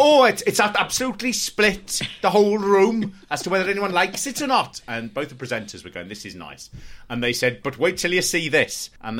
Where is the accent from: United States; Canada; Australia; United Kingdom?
United Kingdom; London; I'm from London.